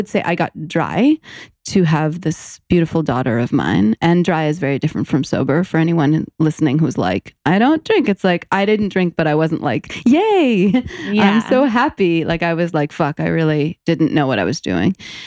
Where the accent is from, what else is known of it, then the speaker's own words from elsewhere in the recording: New York City, New York, United States; I'm born and raised in New York City